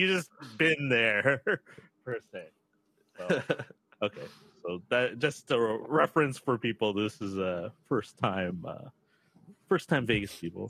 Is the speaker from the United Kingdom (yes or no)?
no; Canada; everyone really knows that we're from Canada.